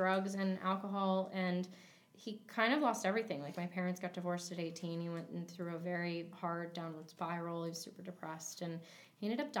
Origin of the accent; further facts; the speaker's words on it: St. Petersburg, Florida, United States; also born or lived in Louisiana; I was born there, but I grew up in St. Petersburg, Florida.